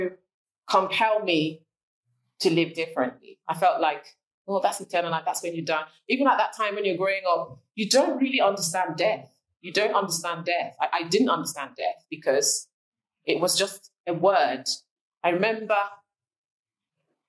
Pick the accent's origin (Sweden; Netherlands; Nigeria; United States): Nigeria; moved away; growing up in Nigeria